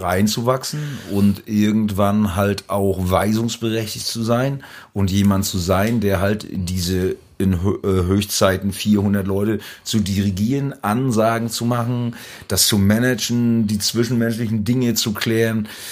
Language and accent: German; Rügen, Mecklenburg-Vorpommern, Germany; man fragt mich als Musiker, wo kommst du her, Rügen